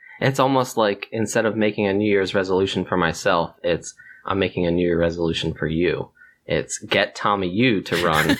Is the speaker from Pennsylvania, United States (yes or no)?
yes; near Philadelphia, Pennsylvania, United States; moved away; I grew up near Philadelphia as well